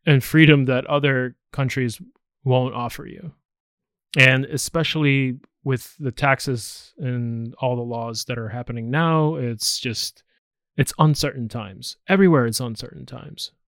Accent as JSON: {"language": "English", "country": "United States", "said": "me being American, it's nice to have other citizenships"}